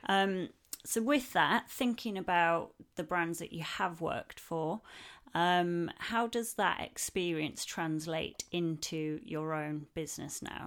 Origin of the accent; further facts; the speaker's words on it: the north of England, United Kingdom; northern lass like myself